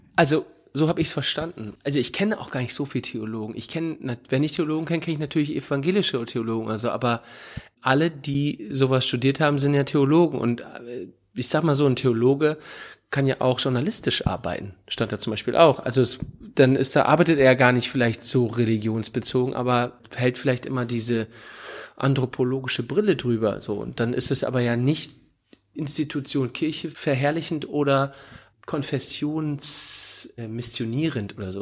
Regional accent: Northern Germany, Germany; moved away as an adult; also born or lived in Hamburg / Oldenburg; now in Cologne, Germany; ich als Norddeutscher

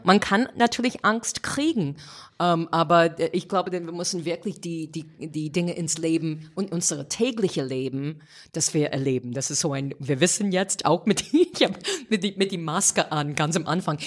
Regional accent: United States; German is a second language; moved away as an adult; now in Germany; ich habe gedacht, als Amerikanerin

